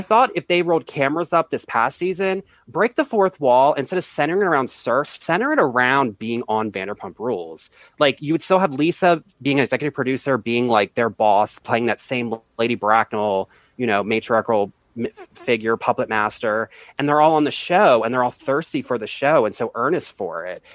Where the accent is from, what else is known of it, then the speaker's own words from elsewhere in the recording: United States; also born or lived in Baltimore, Maryland / Washington, D.C.; I'm from, I lived in both places.